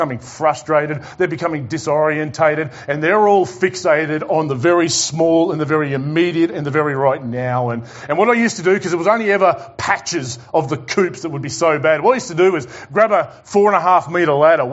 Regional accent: Tasmania, Australia; I'm from Tassie

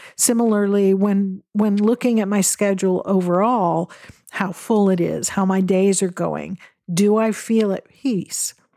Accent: Western Washington State, United States; I grew up in Western Washington State, where there are evergreens everywhere you look

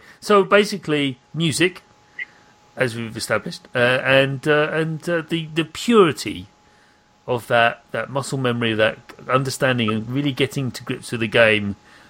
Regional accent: London, United Kingdom; I'm from Dem Londons

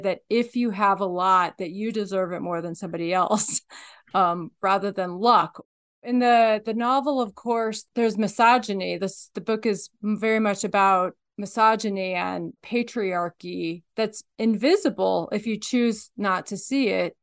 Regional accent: Midwest, United States; moved away as an adult; also born or lived in East Coast / Alaska; now in Nevada, United States; I grew up in the Midwest, then I went to school on the East Coast

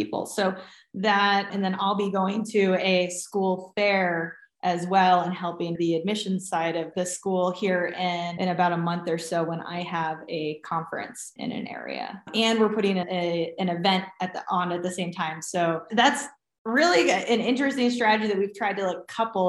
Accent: New England, United States; moved away; growing up in New England is second to none.

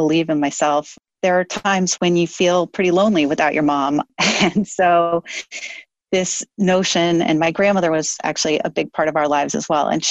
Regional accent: Illinois, United States; moved away as an adult; also born or lived in Italy; I'm a girl from Illinois. Like, we didn't drink wine at dinner when I was a kid

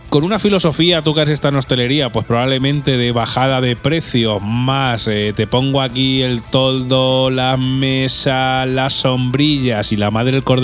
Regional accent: Alovera, Castilla-La Mancha, Spain

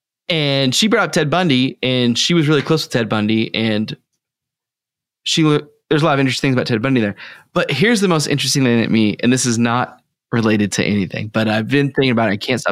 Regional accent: Texas, United States; accent: Texas; I'm being polite about my Texas accent for New Brunsfels or whatever.

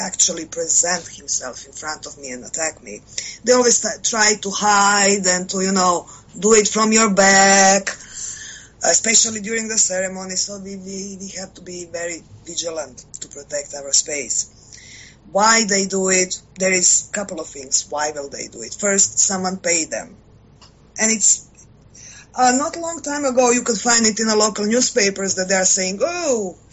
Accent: Croatia; I am from Croatia

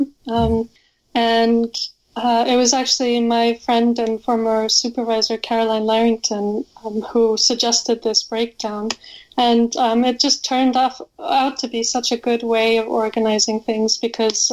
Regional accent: Iceland; I'm from Iceland, and in Iceland you hear about Vikings growing up, and you have to read Viking literature or sagas and poetry in school.

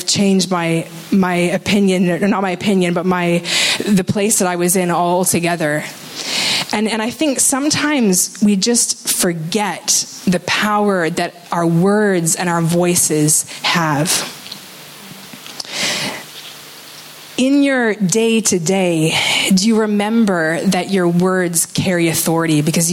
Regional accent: Canada; I am from Canada

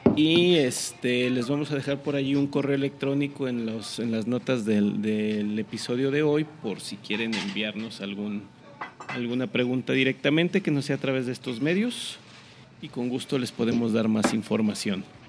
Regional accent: Mexico; no me siento mal mexicano

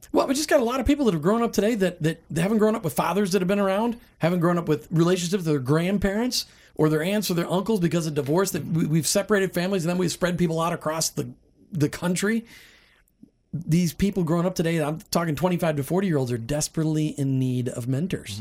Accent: Midwest, United States; I grew up in the Midwest.

